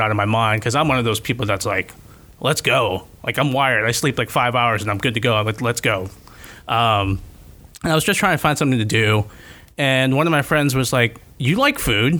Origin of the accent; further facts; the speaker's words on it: just outside Fort Lauderdale, South Florida, United States; moved away as an adult; now in Gainesville, United States; I'm from just outside Fort Lauderdale